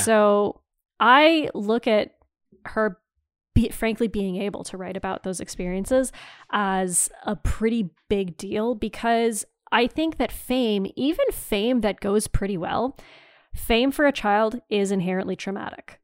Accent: Timmins, Ontario, Canada; now in rural Southwestern Ontario, Canada; I grew up in Northeastern Ontario in, in Timmins

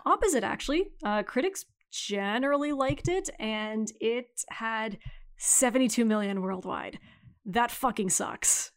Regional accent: Canada

